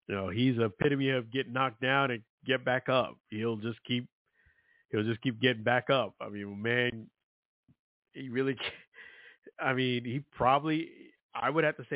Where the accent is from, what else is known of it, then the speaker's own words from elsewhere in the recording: New York City, New York, United States; I'm from Brooklyn, New York, rough area.